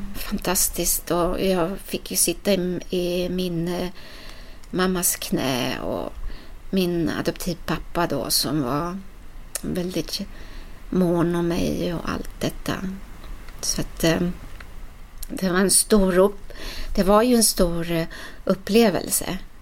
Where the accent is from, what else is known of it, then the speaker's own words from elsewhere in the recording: Sweden; also born or lived in Ecuador; Jag ville vara så svensk som jag bara kunde få bli